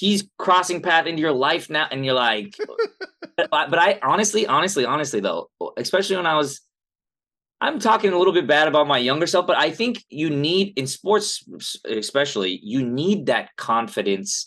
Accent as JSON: {"language": "English", "town": "Los Angeles", "region": "California", "country": "United States", "tie": "born or raised there", "also_born_or_lived": "Pasadena", "said": "I was born in Pasadena, grew up in Southern California, right here"}